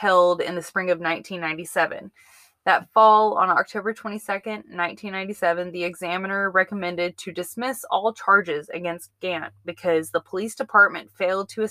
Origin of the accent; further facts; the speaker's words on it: the South, United States; I am so glad that I'm from the South and I grew up around Thibodeau's